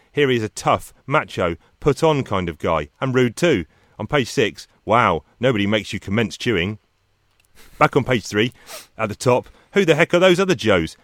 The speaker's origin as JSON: {"language": "English", "country": "United Kingdom"}